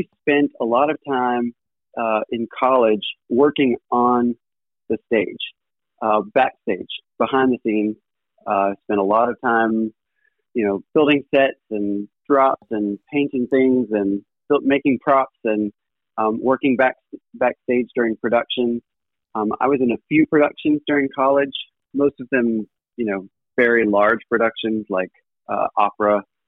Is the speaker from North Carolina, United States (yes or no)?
yes; Pinehurst, North Carolina, United States; also born or lived in Greenville, South Carolina / Raleigh, North Carolina; I was born around Pinehurst, North Carolina, in Moore County. Grew up there my entire life